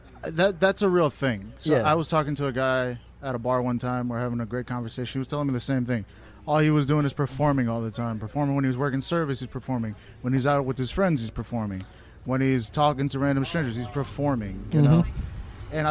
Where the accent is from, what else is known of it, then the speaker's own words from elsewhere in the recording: Houston, Texas, United States; I was born in Houston